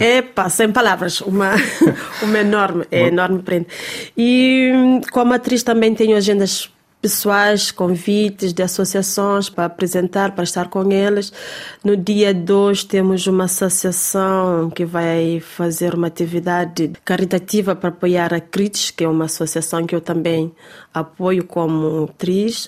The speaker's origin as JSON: {"language": "Portuguese", "country": "Cape Verde", "said": "porque estava na minha terra, com o meu povo, com a minha gente"}